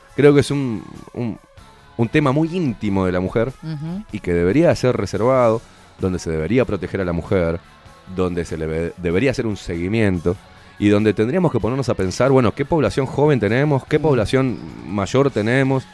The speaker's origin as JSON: {"language": "Spanish", "country": "Uruguay", "said": "como uruguayo"}